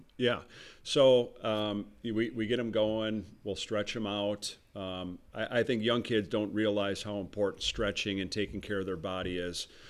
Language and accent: English; Wauwatosa, Wisconsin, United States; I'm from Wauwatosa, so Gillies on, on Blue Mound